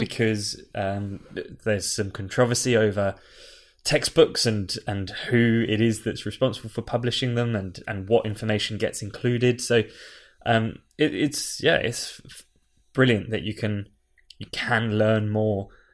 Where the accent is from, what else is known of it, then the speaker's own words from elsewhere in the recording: United Kingdom; we are five British people who have been brought up in, um, our very own context.